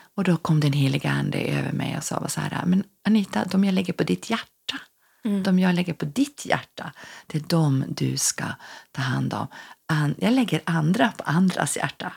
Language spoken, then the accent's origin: Swedish; Norrfjärden, Norrbotten County, Sweden; also born or lived in Ås, Örnsköldsvik / Lindesberg; now in Örnsköldsvik, Sweden; bor i Ås i Örnsköldsvik men är född och uppvuxen i Norrbotten, i Norrfjärden utanför Piteå